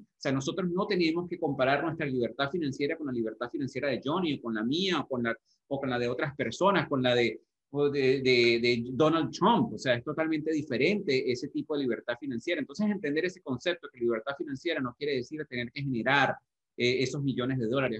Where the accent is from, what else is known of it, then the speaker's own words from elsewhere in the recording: Venezuela; moved away; nosotros salimos de Venezuela también, en el 99, hace muchísimos años